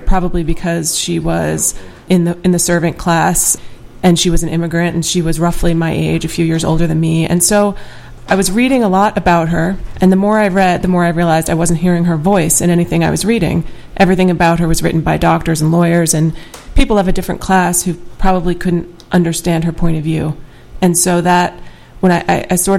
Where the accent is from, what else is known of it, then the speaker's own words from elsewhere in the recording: Pearl River, New York, United States; also born or lived in Bronx, New York; raised in Rockland County in Pearl River